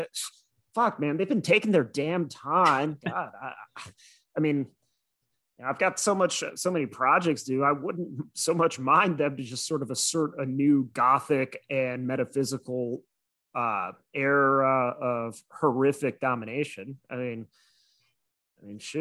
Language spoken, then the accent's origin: English; Midwest, United States; as a Midwesterner